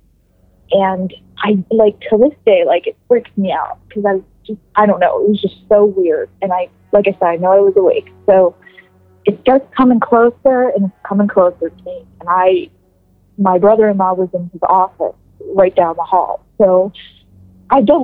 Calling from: Youngstown, Ohio, United States; I'm calling from Youngstown, Ohio

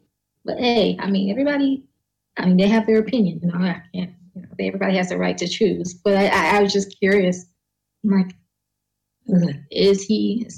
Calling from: South Carolina, United States; South Carolina.

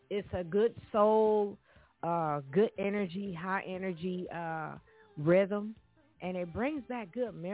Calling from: Los Angeles, California, United States; I'm calling from Los Angeles, California.

